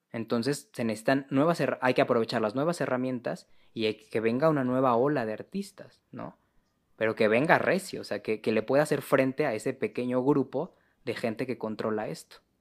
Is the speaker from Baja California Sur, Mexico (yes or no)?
no; Mexico City, Mexico; yo que soy de la Ciudad de México